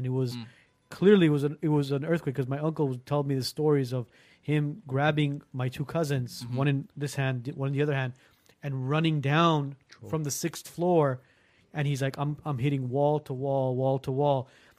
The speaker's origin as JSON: {"language": "English", "town": "Gyumri", "region": "Shirak", "country": "Armenia", "tie": "born or raised there", "moved": "yes", "said": "I'm from Lindakon. Mm-hmm. Yeah, I was born in Lindakon."}